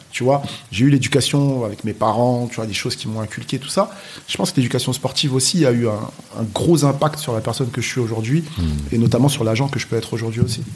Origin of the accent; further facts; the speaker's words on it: Nogent-sur-Oise, Hauts-de-France, France; j'ai grandi à Creil, dans l'Oise